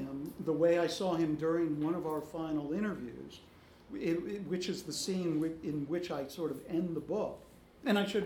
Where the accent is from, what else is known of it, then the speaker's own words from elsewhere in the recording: Los Angeles, California, United States; moved away; as a child growing up in Los Angeles